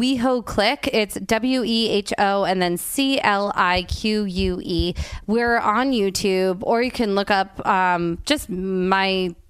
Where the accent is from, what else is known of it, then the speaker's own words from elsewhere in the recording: New Jersey, United States; I grew up in Jersey